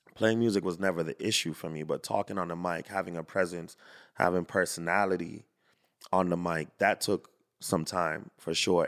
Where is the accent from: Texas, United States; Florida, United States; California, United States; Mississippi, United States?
Florida, United States; Fort Lauderdale; I grew up in Fort Lauderdale.